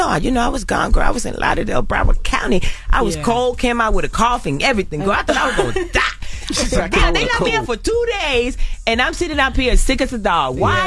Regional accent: Carolina, Puerto Rico; I grew up in Puerto Rico. I grew up in Carolina, in Las Esmeraldas, in El Caserío. I grew up in the ghetto, in the hood, in the trenches.

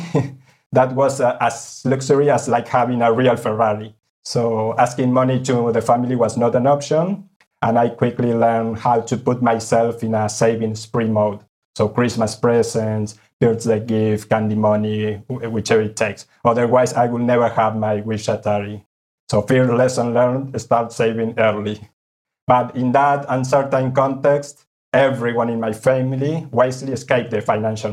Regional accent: Buenos Aires, Argentina; moved away as an adult; now in Spain; I grew up in Buenos Aires, Argentina.

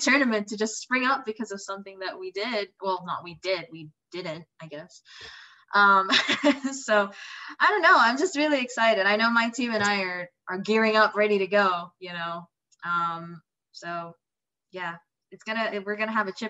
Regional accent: Indonesia; moved away; I'm from Indonesia.

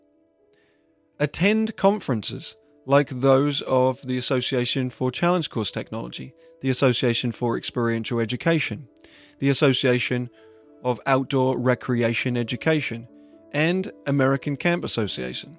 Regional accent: England, United Kingdom; moved away as an adult; now in United States; I am originally from England

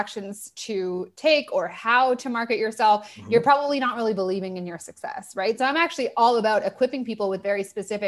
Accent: Toronto, Ontario, Canada; moved away as an adult; also born or lived in Australia; I'm from Toronto

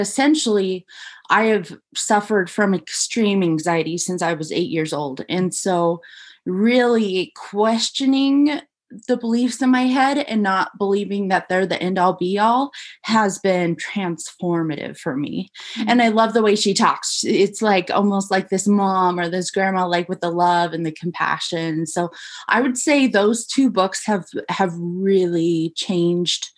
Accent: a little town outside of Boise, Idaho, United States; now in Jackson, United States; I am from a little town outside of Boise, Idaho

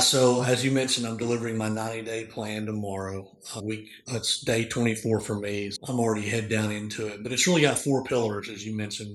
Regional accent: Northeast Arkansas, United States; I grew up in a small farming community in Northeast Arkansas.

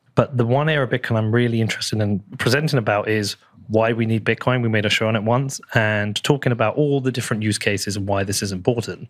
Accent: United Kingdom

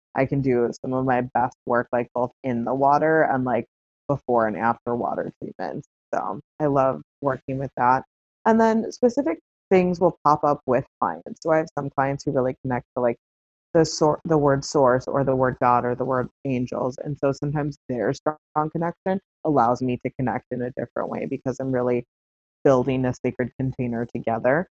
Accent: south suburb of Chicago, Illinois, United States; I ended up moving back to um, a similar area to my hometown. I moved to the city of Chicago instead of a south suburb

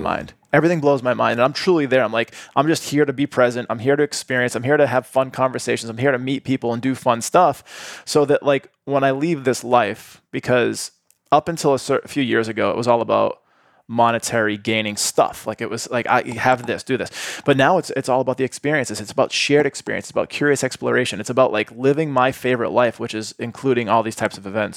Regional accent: Boston, Massachusetts, United States; moved away as an adult; also born or lived in Atlanta; now in Austin, United States; growing up in Boston

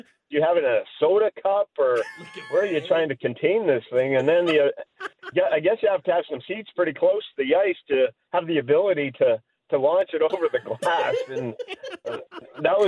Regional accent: Fernie, British Columbia, Canada; moved away; also born or lived in Calgary, Alberta / Miami, Florida; grew up in Fernie, British Columbia, just across the border there

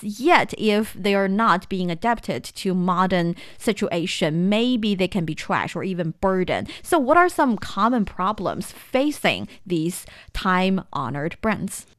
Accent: Shanxi, China; moved away; I am from Shanxi province. hometown I am so proud

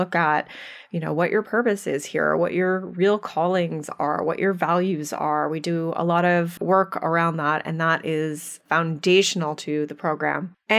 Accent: Canada; accent: Canadian; I am still in Canada here, holding down the fort for you. But you'll, yes, yeah, so oh, everyone will enjoy our Canadian accents.

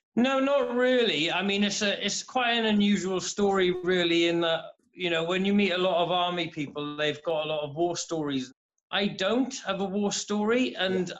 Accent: Haverfordwest, Wales, United Kingdom; I'm from Haverford West in uh, Pembrokeshire in southwest Wales

